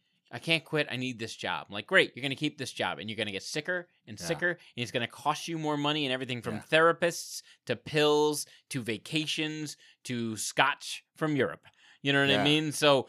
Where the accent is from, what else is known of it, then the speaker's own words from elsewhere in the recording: United States; Because we're American.